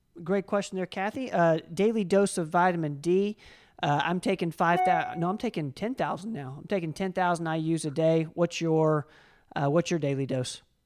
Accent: Tennessee, United States; we're from Tennessee

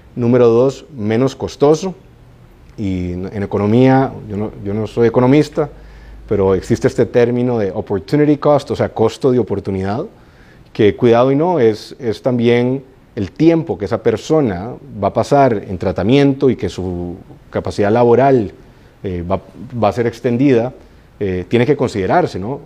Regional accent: Costa Rica; yo soy orgullosamente costarricense

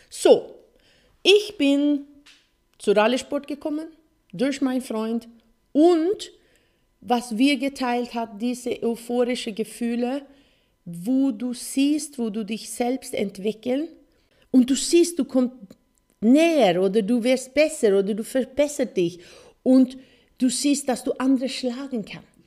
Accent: Sweden; German is a second language; weil äh, Motorsport war, wo ich aufgewachsen bin in Schweden, äh, eine große Sache.

